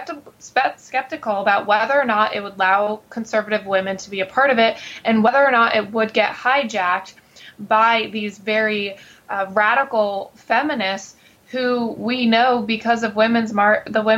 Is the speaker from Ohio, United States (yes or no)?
no; Connecticut, United States; moved away as an adult; also born or lived in New York City; now in Washington, D.C., United States; I was born and raised in Connecticut outside of New York City